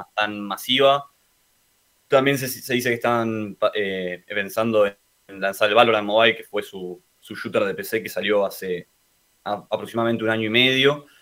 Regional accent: Argentina; el resto somos de Argentina

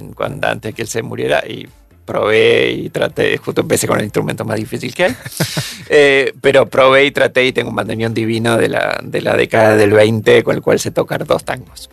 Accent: Argentina

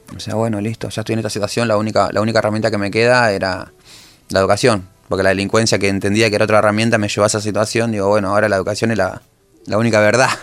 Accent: José León Suárez, Buenos Aires Province, Argentina; ¿De dónde sos? De la Carcoa.

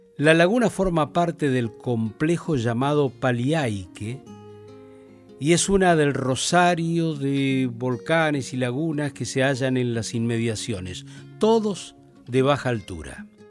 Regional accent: Río Gallegos, Santa Cruz, Argentina; moved away; Yo voy a mi pueblo, Río Gallegos, bien al sur de la Argentina, al sur del sur, una vez cada año. Y de vez en cuando, al recorrer mi ciudad natal

